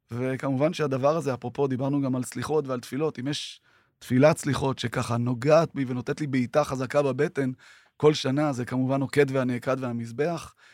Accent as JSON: {"language": "Hebrew", "town": "Tiberias", "region": "Northern District", "country": "Israel", "tie": "born or raised there", "said": "גדלנו בשיכון ד' בטבריה, וזה היה חלק משמעותי בחיינו."}